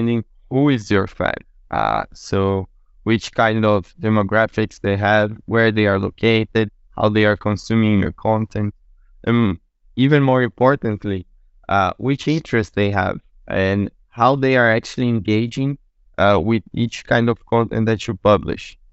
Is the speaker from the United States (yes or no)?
no; Brazil; also born or lived in Portugal; I'm from Brazil, but running the company based out in Portugal